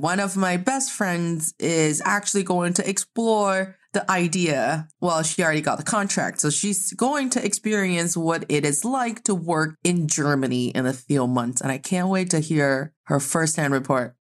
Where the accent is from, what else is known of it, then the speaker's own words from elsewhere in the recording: Northeast China, China; now in Beijing, China; I'm proudly representing the Northeast of China.